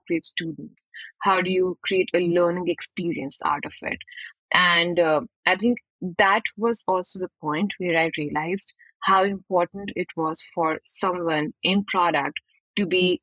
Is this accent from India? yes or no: yes; New Delhi, Delhi, India; moved away; I'm from India, as you can guess from my accent. I was born and brought up in the capital city of New Delhi